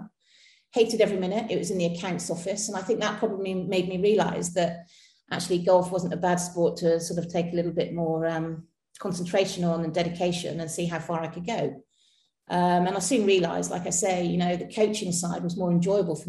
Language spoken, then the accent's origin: English; Street, South West England, United Kingdom; also born or lived in Butleigh; So I'm local to the area. I was born just in Butley Village, which is like about 2 miles from Street. So I've lived all my life in Street